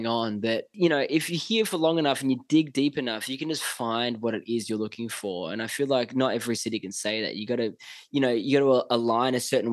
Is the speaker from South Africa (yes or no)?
no; Australia; moved away as an adult; now in Los Angeles, United States; I'm so, so grateful and so lucky to come from Australia.